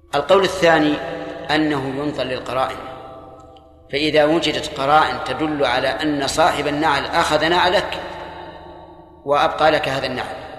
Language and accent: Arabic; Saudi Arabia; عندنا في السعودية